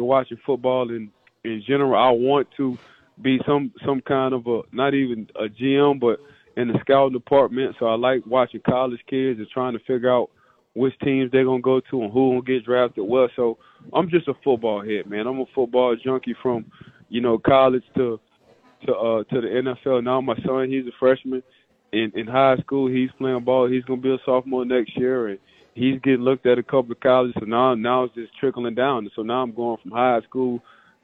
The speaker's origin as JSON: {"language": "English", "town": "New Orleans", "region": "Louisiana", "country": "United States", "said": "I'm from New Orleans, so we call ourselves Nola Boys"}